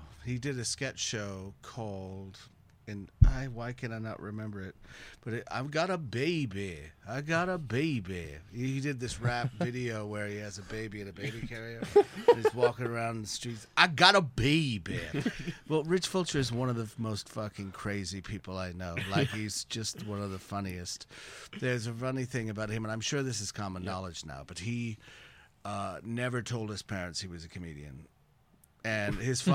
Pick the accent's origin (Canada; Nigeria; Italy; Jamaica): Canada